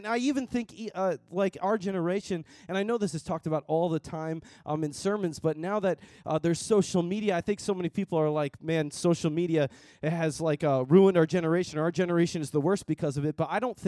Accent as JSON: {"language": "English", "area": "Long Island", "region": "New York", "country": "United States", "tie": "born or raised there", "also_born_or_lived": "Dallas, Texas", "said": "I grew up here in Long Island"}